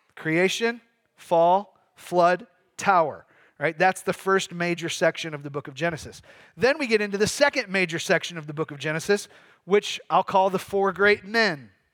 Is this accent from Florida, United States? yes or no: no; Michigan, United States; moved away; I'm from Michigan.